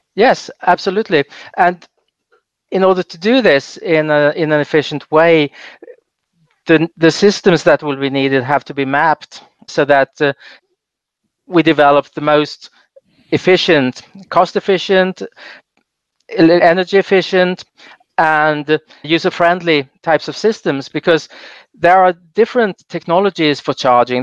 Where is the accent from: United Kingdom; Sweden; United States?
Sweden; I grew up in Sweden